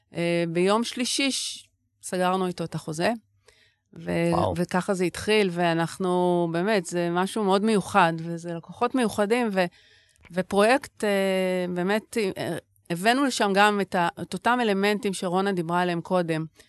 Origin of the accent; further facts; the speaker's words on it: Tel Aviv, Tel Aviv District, Israel; ששתינו נולדנו וגדלנו בעיר